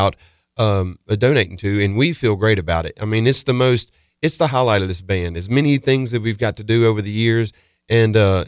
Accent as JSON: {"language": "English", "region": "South Mississippi", "country": "United States", "said": "We're all from South Mississippi, or Chris and I are"}